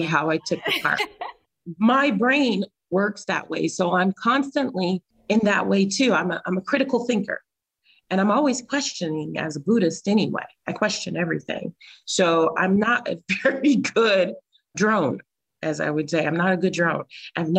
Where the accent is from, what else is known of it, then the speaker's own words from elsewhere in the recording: California, United States; moved away; we're both from California too.